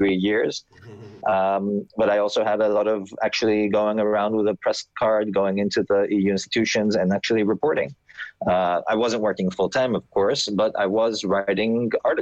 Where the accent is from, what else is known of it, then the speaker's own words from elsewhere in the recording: Athens, Attica, Greece; I grew up in Athens